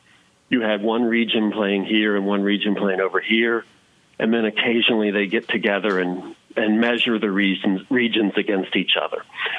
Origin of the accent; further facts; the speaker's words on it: the South, United States; For me, it's like growing up in the South was the signal that the harsh summer was ending